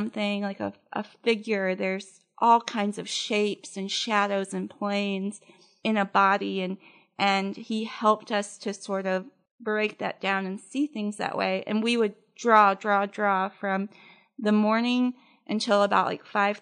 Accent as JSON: {"language": "English", "town": "Memphis", "region": "Tennessee", "country": "United States", "tie": "born or raised there", "also_born_or_lived": "Atlanta, Georgia / Germantown, Tennessee", "said": "I spent the first 7 years of my life here in Memphis, and then my family and I, my dad worked for Holiday Inn, we moved to Atlanta, and then we moved back here when I was 13. And so I grew up out in Germantown"}